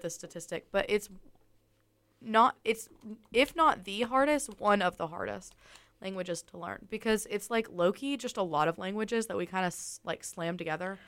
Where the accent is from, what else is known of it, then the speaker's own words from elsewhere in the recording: Tuscaloosa, Alabama, United States; we're from Tuscaloosa